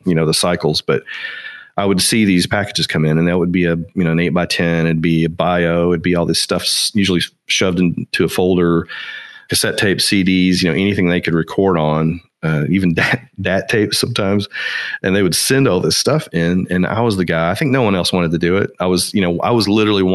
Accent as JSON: {"language": "English", "town": "Nashville", "region": "Tennessee", "country": "United States", "tie": "born or raised there", "said": "growing up in Nashville"}